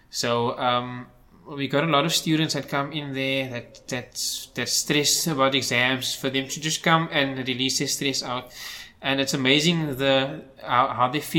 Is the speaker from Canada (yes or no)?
no; Cape Town, Western Cape, South Africa; most of my life I was actually in Cape Town.